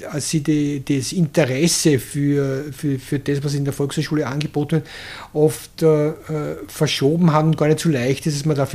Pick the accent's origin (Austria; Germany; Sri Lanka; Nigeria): Austria; Krems, Lower Austria; born there; also ich bin in Krems äh, geboren